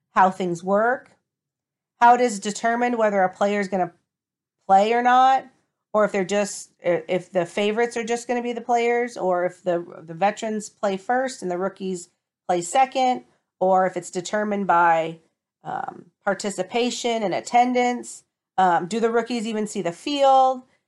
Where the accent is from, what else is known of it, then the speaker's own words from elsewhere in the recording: Toledo, Ohio, United States; my hometown, the Toledo Reign